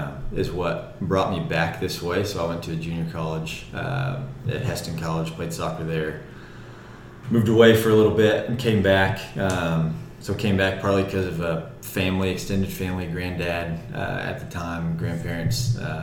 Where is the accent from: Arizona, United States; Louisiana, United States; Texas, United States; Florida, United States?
Texas, United States; Fort Worth; moved away as an adult; also born or lived in Hesston, Kansas; now in Wichita, United States; I'm from Fort Worth, Texas. Originally, I try to make it clear whenever people ask me that question, especially being not a local Wichitan or a local Kansan, I am from Fort Worth, Texas, not Dallas, Texas, not Dallas, Fort Worth, but Fort Worth